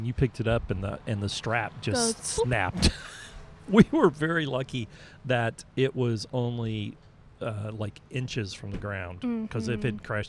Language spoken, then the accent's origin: English; Oklahoma, United States; I am from Oklahoma